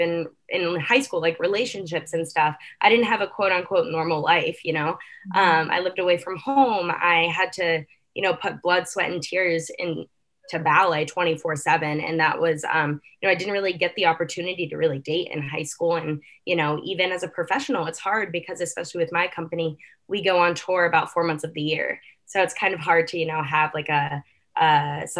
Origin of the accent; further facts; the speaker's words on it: Morgantown, West Virginia, United States; also born or lived in Pittsburgh, Pennsylvania; I grew up in Morgantown, West Virginia, where I started dancing when I was like 3 years old